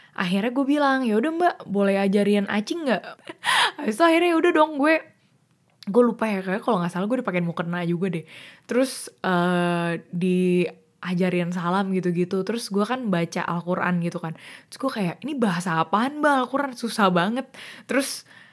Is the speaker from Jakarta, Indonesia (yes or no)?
yes; Jakarta, Indonesia; gue sebenarnya asli orang Jakarta, gue lahir di Jakarta